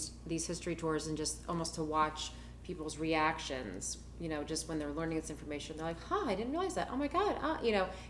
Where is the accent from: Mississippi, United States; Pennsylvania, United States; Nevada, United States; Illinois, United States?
Pennsylvania, United States; Pittsburgh; also born or lived in Long Island, New York; now in Delaware, United States; I was actually born in Long Island, but I grew up in Pittsburgh